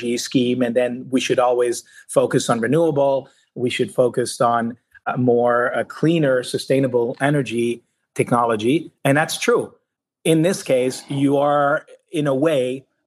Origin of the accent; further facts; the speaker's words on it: Quebec, Canada; also born or lived in Spain; I come from Quebec, from province of Canada, where water is abundant and associated to energy through our utility here, Hydro-Quebec